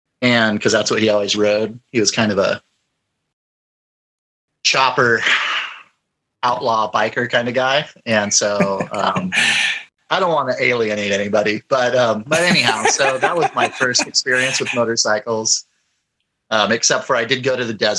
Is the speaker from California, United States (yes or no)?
yes; San Diego, California, United States; now in Coeur d'Alene, United States; no, I'm in Coeur d'Alene, Idaho. I'm a transplant from San Diego, California.